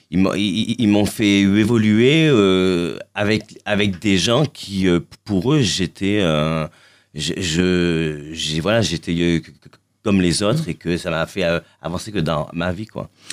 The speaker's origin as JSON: {"language": "French", "town": "Marseille", "region": "Provence-Alpes-Côte d'Azur", "country": "France", "said": "je suis de Marseille."}